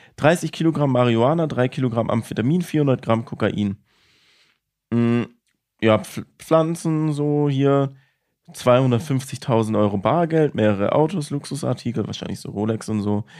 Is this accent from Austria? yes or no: no; Villingen-Schwenningen, Baden-Württemberg, Germany; bei uns in Schwenningen